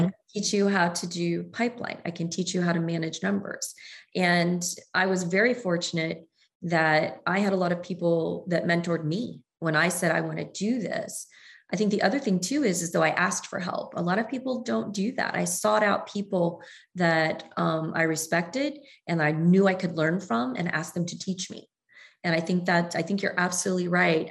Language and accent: English; Southern Ohio, United States; moved away as an adult; also born or lived in Galveston, Texas; growing up in Southern Ohio and my family being in Kentucky